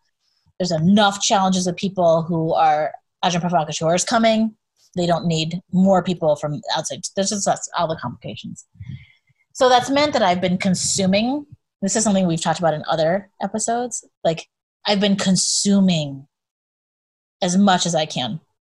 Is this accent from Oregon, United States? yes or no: no; Twin Cities, Minnesota, United States; moved away; the Twin Cities in particular, because that's my hometown. That's where I'm from. That's where a lot of my family is. We go there often and I grew up there.